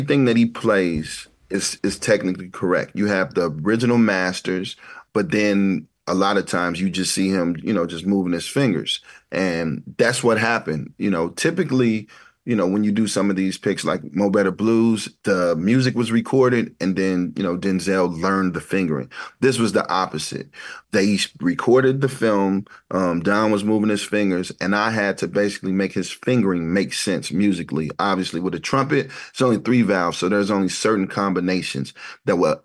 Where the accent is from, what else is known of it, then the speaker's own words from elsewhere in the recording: Ferguson, Missouri, United States; growing up in Ferguson, which is a beautiful place to grow up